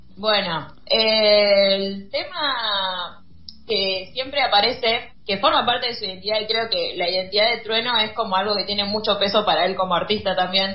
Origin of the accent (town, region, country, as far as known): Argentina